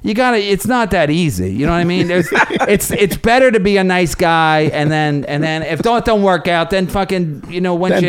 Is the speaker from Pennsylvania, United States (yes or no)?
yes; Philadelphia, Pennsylvania, United States; now in New York, United States; I'm from Philadelphia